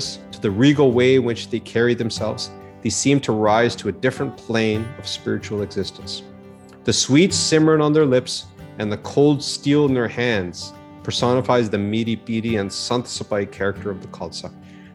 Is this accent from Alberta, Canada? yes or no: yes; Calgary, Alberta, Canada; an apathetic and confused teenager growing up in Calgary, Alberta